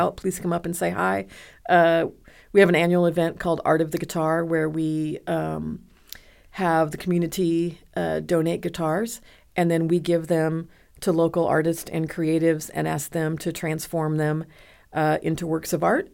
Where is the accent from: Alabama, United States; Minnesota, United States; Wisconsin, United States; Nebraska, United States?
Nebraska, United States; moved away as an adult; now in Dallas, United States; I grew up in Nebraska